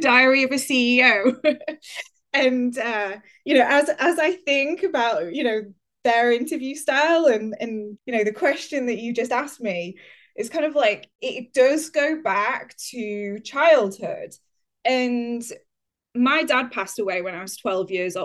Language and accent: English; Huddersfield, Yorkshire and the Humber, United Kingdom; moved away; also born or lived in Leeds / York; my journey begins in Huddersfield in West Yorkshire. That is where I grew up